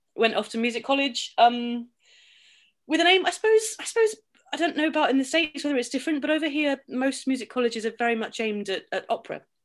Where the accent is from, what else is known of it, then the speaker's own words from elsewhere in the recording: Somerset, South West England, United Kingdom; I grew up in Somerset, Southwest